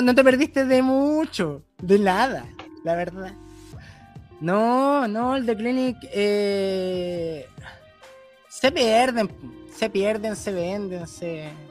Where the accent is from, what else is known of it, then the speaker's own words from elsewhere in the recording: Chile; moved away as an adult; now in Australia; puedo volver a Chile